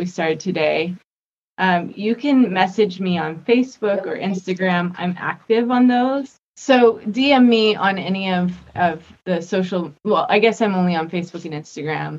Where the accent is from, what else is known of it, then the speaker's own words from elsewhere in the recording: Las Vegas, Nevada, United States; I grew up in Vegas